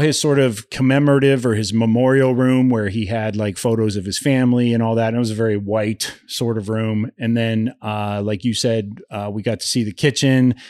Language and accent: English; Ohio, United States; a little redneck kid growing up in Ohio